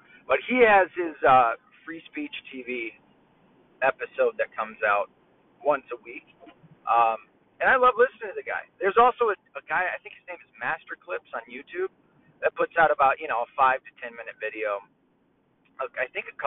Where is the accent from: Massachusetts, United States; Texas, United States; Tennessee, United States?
Tennessee, United States; moved away; we're from Tennessee